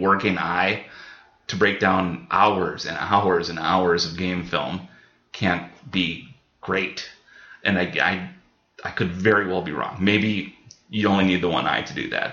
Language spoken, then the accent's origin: English; Hector, Minnesota, United States; growing up in Hector, I know some farm things